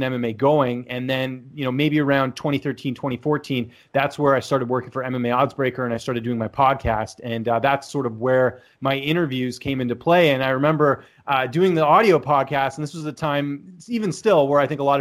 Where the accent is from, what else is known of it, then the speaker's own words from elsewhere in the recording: Vancouver, British Columbia, Canada; I'm from Canada, actually from Vancouver, born and raised there